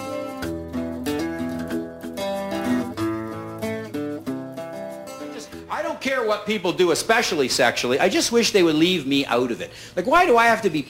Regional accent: New York City, New York, United States; I'm from New York City.

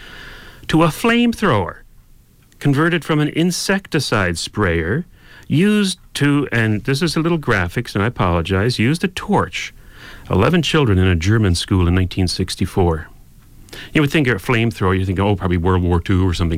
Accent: Canada; we're Canadian here

